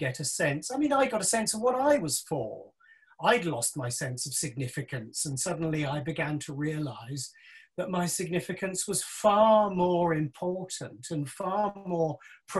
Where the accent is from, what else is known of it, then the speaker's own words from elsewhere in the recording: Isle of Wight, South East England, United Kingdom; I was born on the Isle of Wight